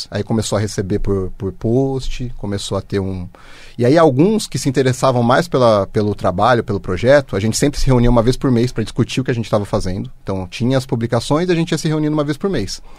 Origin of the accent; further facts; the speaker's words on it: Osasco, São Paulo, Brazil; Eu nasci em Osasco.